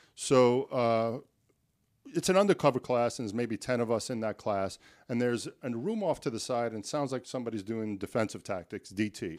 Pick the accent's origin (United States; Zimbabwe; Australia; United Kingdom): United States; New York City, New York; now in Miami, United States; growing up in the New York City, uh, Board of Education